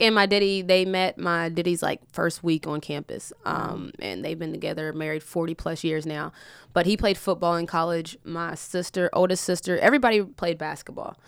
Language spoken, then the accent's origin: English; West Virginia, United States; I'm from West Virginia, so it's small town